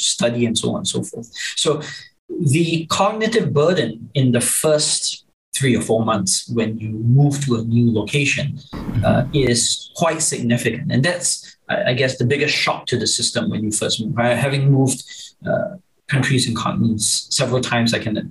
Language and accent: English; Singapore; growing up in Singapore